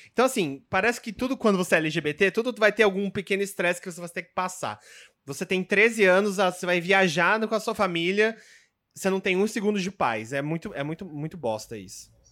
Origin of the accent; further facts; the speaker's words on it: São Paulo, Brazil; moved away; eu nasci em São Paulo, mas eu, tipo, morava no interior com a minha, com a minha mãe